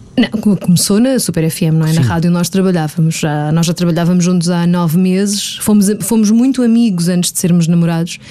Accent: Margem Sul, Lisbon metropolitan area, Portugal; eu sou da Margem Sul e durante a semana ficava cá em Lisboa

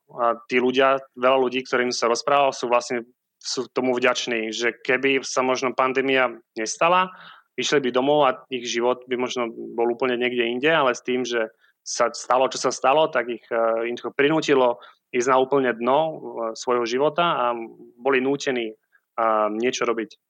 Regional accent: Sliač, Banská Bystrica Region, Slovakia; moved away as an adult; also born or lived in Prague / Dubai / Abu Dhabi / New York; now in Siargao, Philippines; Malé mesto, volá sa to Sliač

